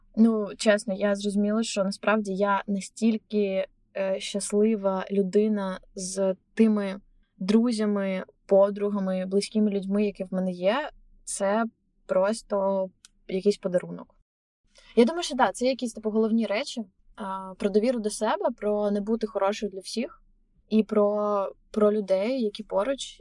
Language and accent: Ukrainian; Chernihiv, Chernihiv Oblast, Ukraine; moved away as an adult; also born or lived in Kyiv, Ukraine / Berlin, Germany; now in New York, United States; я типу поліщучка, я з Чернігова